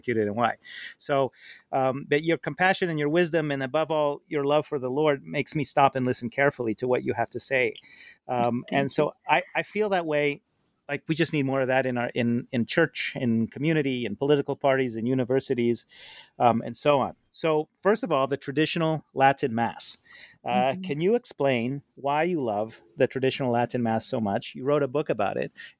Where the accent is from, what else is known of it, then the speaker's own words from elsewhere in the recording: Poland; I was born in Poland, and I should say the People's Republic of Poland